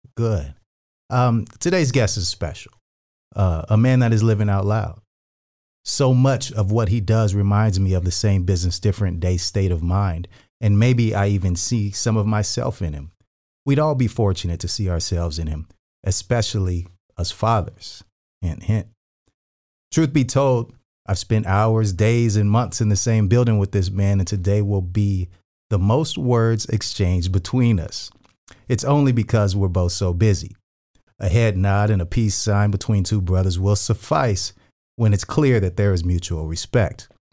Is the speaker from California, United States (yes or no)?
yes; Northern California, United States; I was raised in Northern California